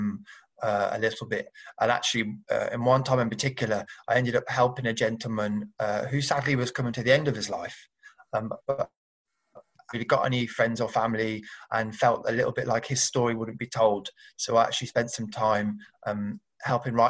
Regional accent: Birmingham, West Midlands, United Kingdom; I grew up in Birmingham

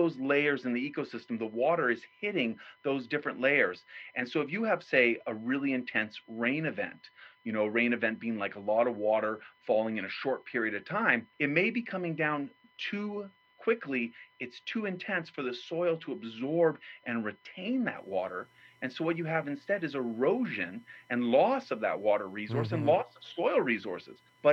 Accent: New Mexico, United States; where I grew up in New Mexico

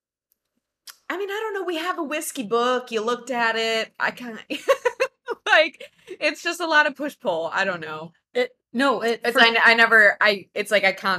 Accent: Michigan, United States; I'm from Michigan.

